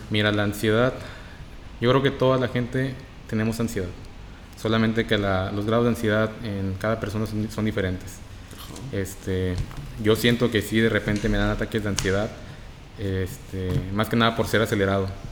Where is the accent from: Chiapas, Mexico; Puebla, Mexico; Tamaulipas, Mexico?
Tamaulipas, Mexico; Reynosa; soy de Reynosa, Tamaulipas.